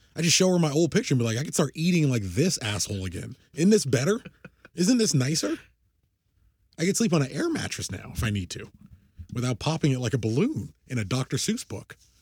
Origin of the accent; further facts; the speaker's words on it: United States; I'm an American.